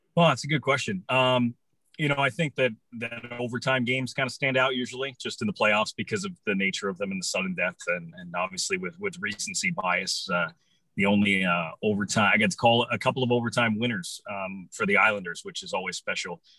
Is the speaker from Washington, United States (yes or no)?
no; Wisconsin, United States; I was born in Wisconsin, so I went up playing hockey at the time I was four years old my whole life through high school